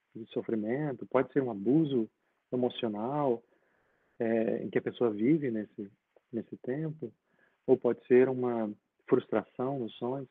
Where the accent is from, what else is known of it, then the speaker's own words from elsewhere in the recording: Linhares, Espírito Santo, Brazil; also born or lived in Vitória, Brazil; now in London, United Kingdom; Eu, nasci, eu nasci em Vitória, nasci na ilha. Vitória. Mas foi só, assim, foi só para nascer mesmo, porque com cerca de quatro anos eu mudei para Linhares